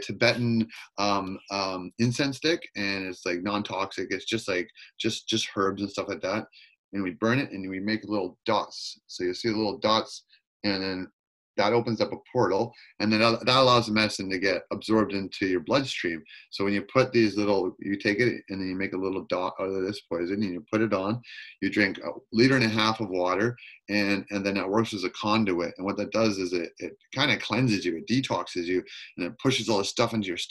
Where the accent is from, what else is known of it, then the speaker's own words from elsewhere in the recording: Campbell River, Port Hardy, and Queen Charlotte Islands, British Columbia, Canada; I grew up in Campbell River, Port Hardy, and Queen Charlotte's, and very indigenous